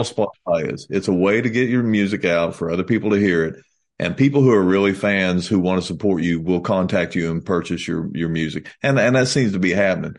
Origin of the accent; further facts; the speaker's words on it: United States; we're from America